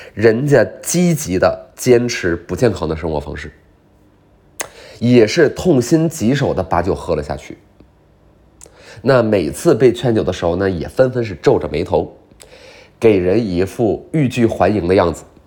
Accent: Beijing, China; 我来自北京

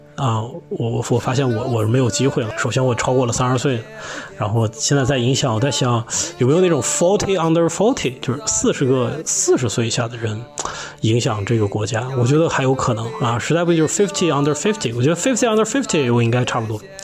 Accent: Lanzhou, Gansu, China; 我的家乡呢是甘肃省兰州市，我的父母都是宁夏人，所以我呢也有很多的亲戚在宁夏

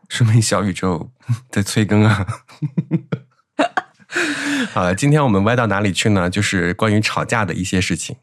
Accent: Henan, China; accent: Henan dialect; 可能你平常听我说河南话也听习惯了，我一讲普通话就是温柔的

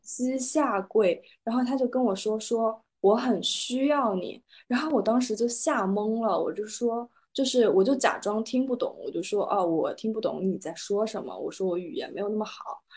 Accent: Kunming, Yunnan, China; now in Rome, Italy; 因为我是在昆明长大嘛

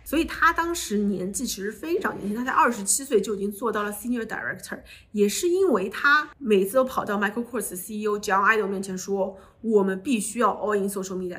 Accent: China; moved away as an adult; also born or lived in United States; 作为一个中国人

